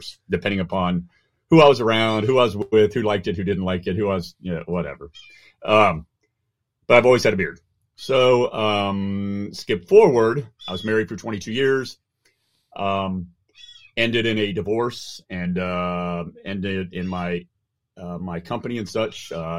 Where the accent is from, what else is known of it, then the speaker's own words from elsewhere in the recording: Germany; moved away as an adult; also born or lived in Oban, Scotland; now in United States; I was born in Oban, Scotland. My father was NATO, British military. I moved to Germany, spent all of my time from the age of 2 till 18 in Germany. And then I moved to the U.S. to go to university.